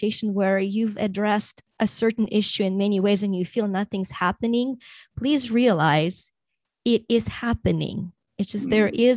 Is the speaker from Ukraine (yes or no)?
yes; Ukraine; I was born in Soviet Union in Ukraine, which is now Ukraine, but was a part of the Soviet Union.